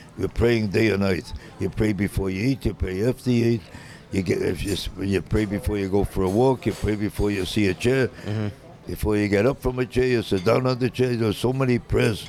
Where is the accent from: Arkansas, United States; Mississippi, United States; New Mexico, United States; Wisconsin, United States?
Wisconsin, United States; Sheboygan; I was born in Sheboygan, Wisconsin